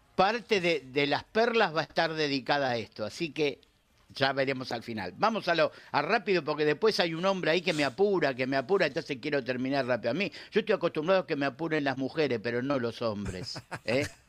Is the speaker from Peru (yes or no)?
no; Argentina; como argentino